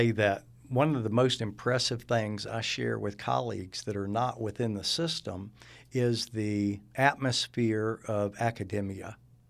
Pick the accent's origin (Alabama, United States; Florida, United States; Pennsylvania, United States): Alabama, United States; Mobile; also born or lived in Buffalo; So I grew up in Mobile. I was actually learned how to speak in Buffalo, New York. So I had a little bit of adjustment once I moved back down to the South.